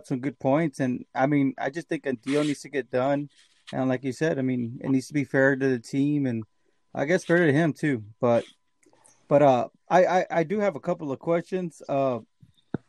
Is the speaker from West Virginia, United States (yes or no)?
no; Texas, United States; I'm from Texas